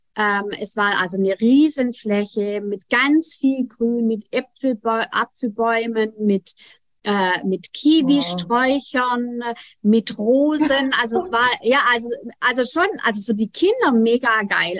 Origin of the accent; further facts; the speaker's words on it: Germany; bei uns in Deutschland